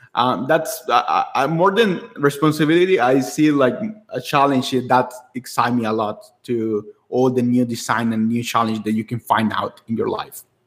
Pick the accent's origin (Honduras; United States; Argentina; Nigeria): Honduras; San Pedro Sula, Cortés; a university in my hometown in Honduras